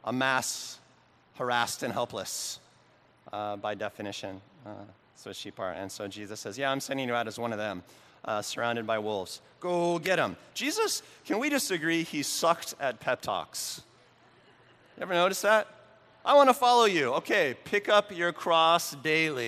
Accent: Oregon, United States; the little town where I grew up in Oregon

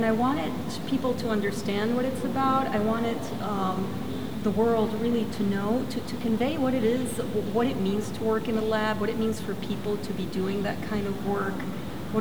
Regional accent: Caracas, Capital District, Venezuela; also born or lived in Brooklyn, New York, United States; I was actually born in Brooklyn, but raised in Caracas, Venezuela.

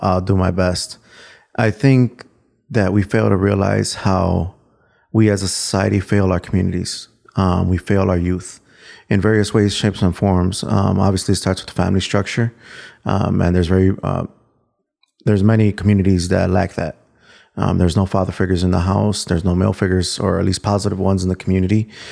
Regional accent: Chicago, Illinois, United States; so I grew up in Little Village

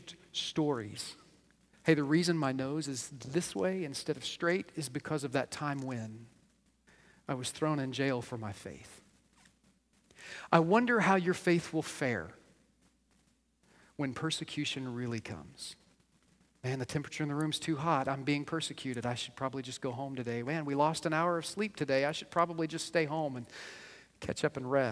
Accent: United States; we as American believers

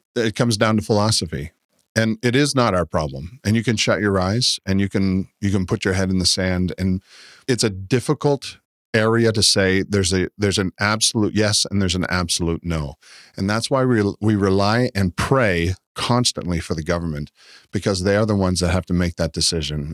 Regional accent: Canada; now in United States; I'm from Canada, and so we're fortunate enough to live beside America.

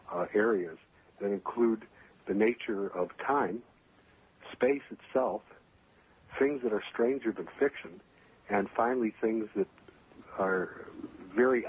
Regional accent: Chicago, Illinois, United States; moved away as an adult; also born or lived in Minnesota / West Coast / Las Vegas / New York City; I was born in Minnesota, but I grew up in the Chicagoland area where I happen to be right now.

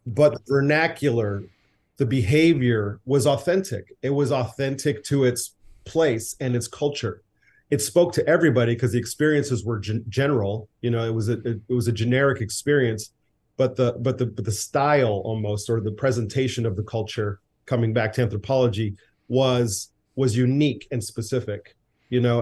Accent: United States; I am an American boy. I grew up, my dad, you know, was born here.

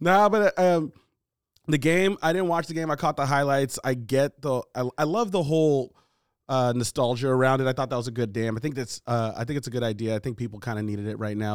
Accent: United States; I was born here.

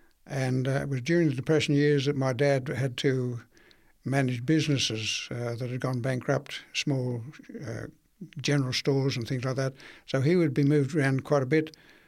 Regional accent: Victoria, Australia; born there; I was born in Victoria, at Tuca.

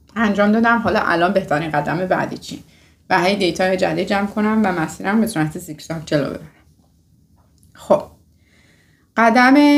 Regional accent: Iran; moved away; ماهایی که از میانه اومدیم و از ایران اومدیم

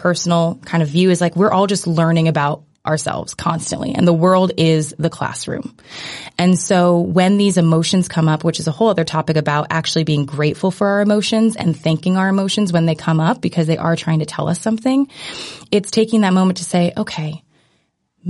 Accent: United States; growing up in America

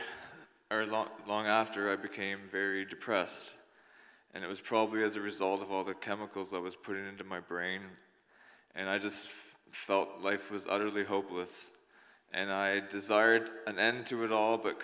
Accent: New Brunswick, Canada; I grew up in New Brunswick in a family of four.

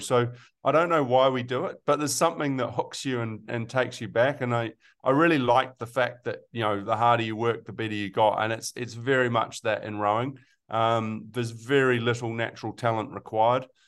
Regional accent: Melbourne, Victoria, Australia; now in New Zealand; I was born in Australia, uh, in Melbourne

